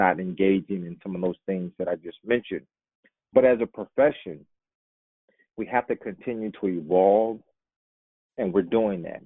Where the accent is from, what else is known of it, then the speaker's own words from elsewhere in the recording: Indianapolis, Indiana, United States; my hometown, Indianapolis